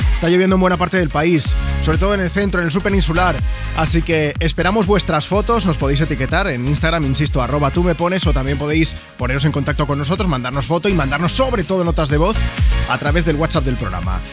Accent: Barcelona, Catalonia, Spain; Yo, yo soy de Barcelona, Barcelona ciudad, y desde que era pequeño tenía suerte porque yo soy de Nou Barris

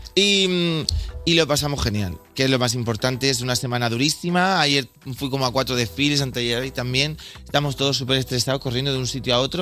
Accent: Bigastro, Valencian Community, Spain; moved away; yo soy de Bigastro, un pueblecito que está muy cerquita de Torrevieja, zona costera, el Levante

